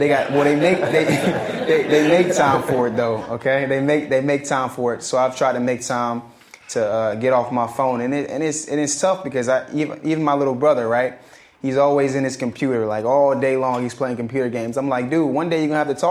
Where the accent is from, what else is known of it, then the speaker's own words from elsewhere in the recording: Charleston, South Carolina, United States; also born or lived in Atlanta, Georgia; my hometown is Charleston, South Carolina.